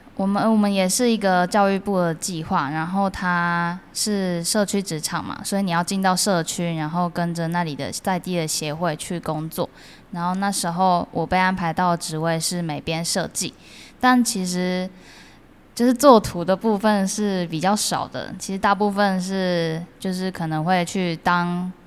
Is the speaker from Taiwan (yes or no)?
yes; Tainan, Taiwan; 我家就住后壁那边，也是一个蛮乡村的地方，蛮乡下的地方